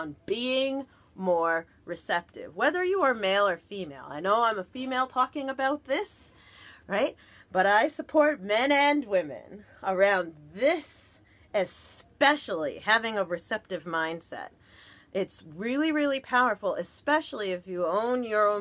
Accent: New Jersey, United States; I'm from Jersey

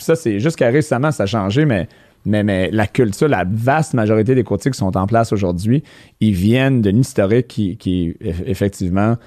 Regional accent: Montreal, Quebec, Canada; moved away as an adult; les, gens du West Island ont une certaine réputation, mais à ma défense, à, 24 ans, je suis parti du West End, je voulais rien savoir, puis je suis jamais retourné

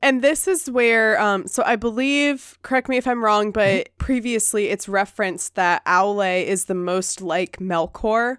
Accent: the South, United States; accent: Southern; my like Southern dialect

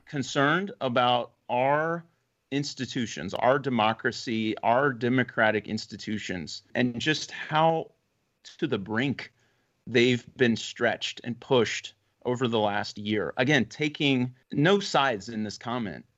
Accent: United States; as an American

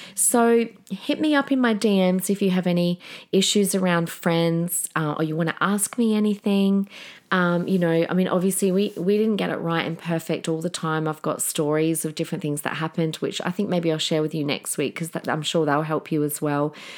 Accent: Adelaide, South Australia, Australia; now in Queensland, Australia; we're all from Adelaide

